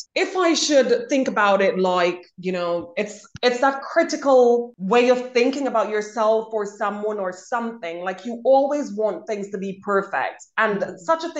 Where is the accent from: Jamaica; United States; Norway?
Jamaica; I grew up in Jamaica